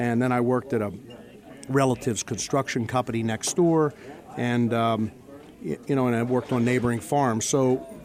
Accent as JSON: {"language": "English", "area": "southern York County", "region": "Pennsylvania", "country": "United States", "tie": "born or raised there", "said": "I grew up in southern York County, and I grew up on a farm"}